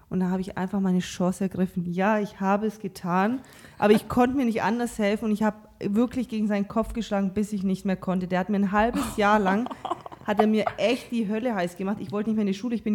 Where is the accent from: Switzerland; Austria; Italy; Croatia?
Croatia; Also äh, ich komme ja auch aus Kroatien, du aus Kasachstan.